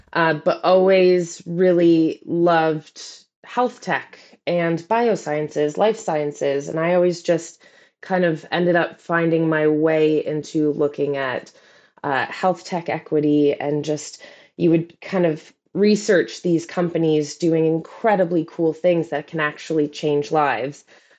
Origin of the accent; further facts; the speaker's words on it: Canada; now in London, United Kingdom; But I'm Canadian, so I actually thrive in the cold.